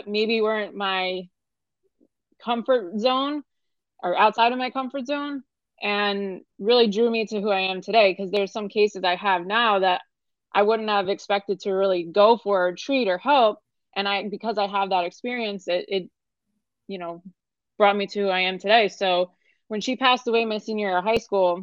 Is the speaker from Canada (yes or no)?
no; New York, United States; moved away as an adult; now in Fort Lauderdale, United States; I'm originally from New York. I came down here 6 years ago.